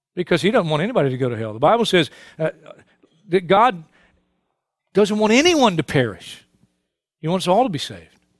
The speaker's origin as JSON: {"language": "English", "town": "New York City", "region": "New York", "country": "United States", "tie": "born or raised there", "said": "I was born and raised in Brooklyn"}